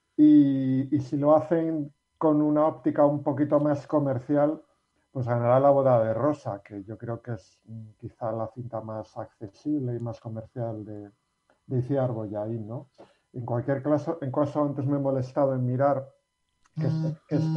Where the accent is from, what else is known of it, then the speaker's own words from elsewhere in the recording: Basque Country, Spain; los que somos vascos